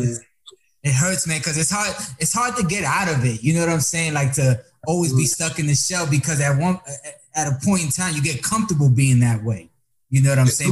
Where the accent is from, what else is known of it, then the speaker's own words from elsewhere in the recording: Dominican Republic; also born or lived in Tampa, Florida; Dominicano here